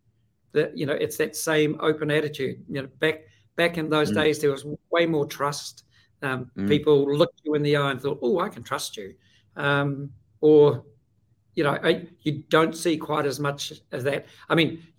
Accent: New Zealand; I'm from New Zealand

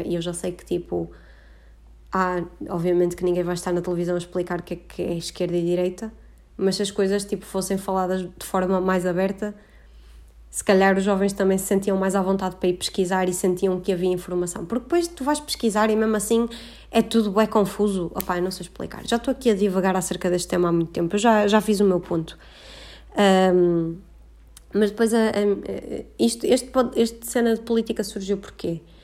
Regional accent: Porto, Norte, Portugal; moved away as an adult; now in Coimbra, Portugal; A minha quarentena foi no Porto e eu não imaginava que ia passar dois meses no Porto, ahm, que é de onde eu sou originalmente

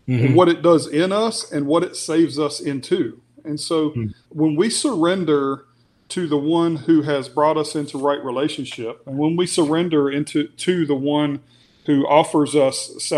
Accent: United States; we're American

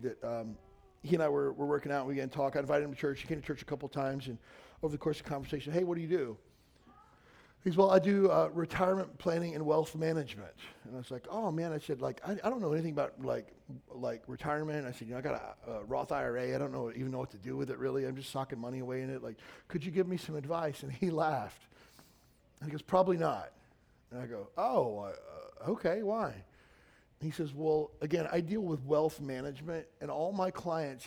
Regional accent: Kentucky, United States; moved away; where I grew up in Kentucky

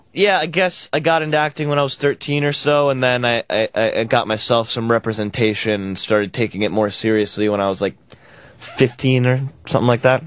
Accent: New York, United States; now in Los Angeles, United States; I'm from New York, and um, I've been out in LA for a little while

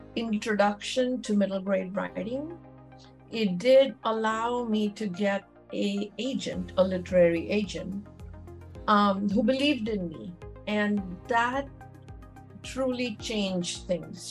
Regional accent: Mumbai, Maharashtra, India; moved away as an adult; now in United States; I was born and raised in Mumbai

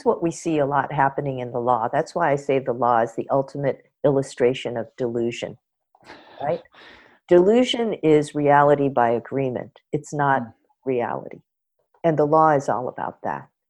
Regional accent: Los Angeles, California, United States; having been born and raised in Los Angeles

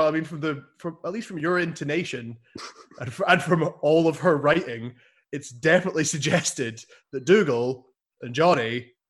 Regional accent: the Highlands, Scotland, United Kingdom; born or raised there

